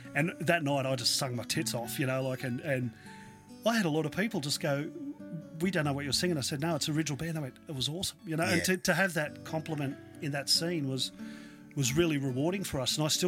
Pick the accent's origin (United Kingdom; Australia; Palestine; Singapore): United Kingdom; Newcastle, North East England; I grew up in Newcastle, as we've discussed in the past, and it reminds me of the old, like, the Jolly Rogers and these venues back there that were gritty, they were dirty